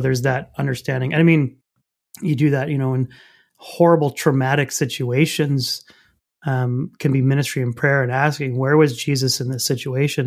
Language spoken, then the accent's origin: English; Canada; I'm French Canadian